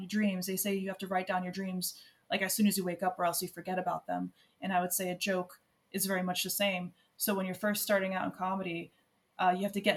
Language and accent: English; United States; now in Ireland